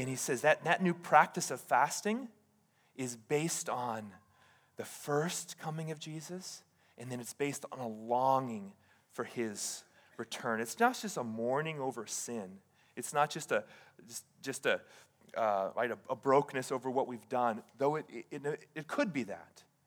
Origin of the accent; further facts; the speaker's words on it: Hawaii, United States; moved away as an adult; now in Oregon, United States; I did pastoring in Hawaii